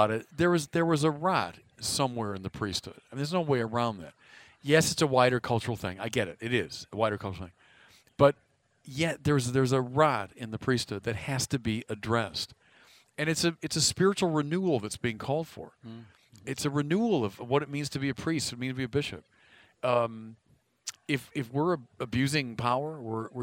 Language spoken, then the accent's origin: English; Chicago, Illinois, United States; moved away as an adult; now in Los Angeles, United States; I'm a Chicagoan